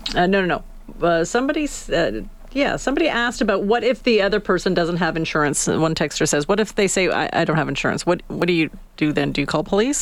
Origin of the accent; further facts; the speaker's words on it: Canada; We're Canadian